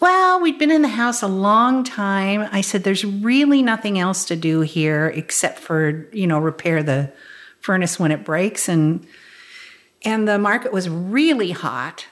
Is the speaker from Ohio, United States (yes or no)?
no; Topeka, Kansas, United States; moved away; grew up in Topeka, Kansas